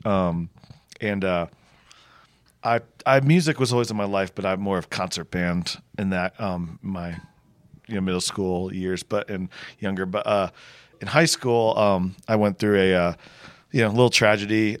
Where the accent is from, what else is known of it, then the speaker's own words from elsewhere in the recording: Connecticut, United States; moved away as an adult; also born or lived in Charleston, South Carolina; I grew up in Connecticut